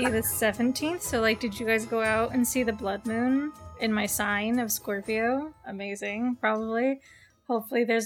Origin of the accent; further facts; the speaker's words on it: United States; I'm dumb American.